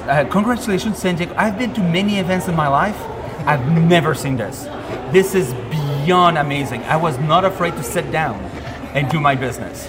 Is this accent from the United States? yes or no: no; Quebec, Canada; we do have our own culture